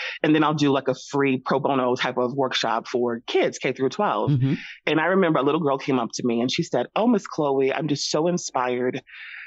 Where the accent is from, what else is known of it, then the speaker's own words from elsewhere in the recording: the South, United States; moved away; I am originally from the South. So I kind of grew up in this culture